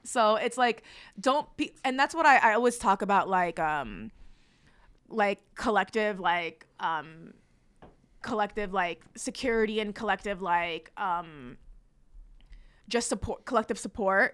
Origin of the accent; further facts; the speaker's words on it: North Bergen, New Jersey, United States; also born or lived in Palestine; I'm Palestinian, but I kinda grew up in New Jersey, went back and forth